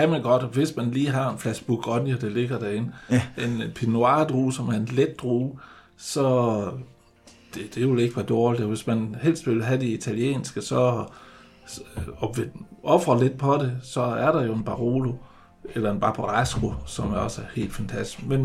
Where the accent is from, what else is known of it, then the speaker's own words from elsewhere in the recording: Jutland, Denmark; vi er jo jyder